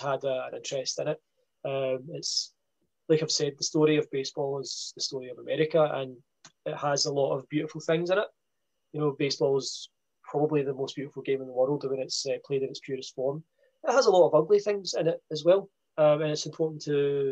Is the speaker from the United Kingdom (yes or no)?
yes; Scotland, United Kingdom; being a Scot here